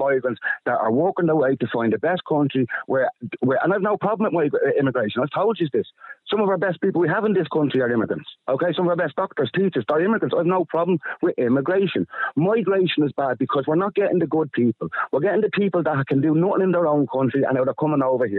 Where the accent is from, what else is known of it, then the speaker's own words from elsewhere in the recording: Ireland; We're Irish. This is ours. This is where we live.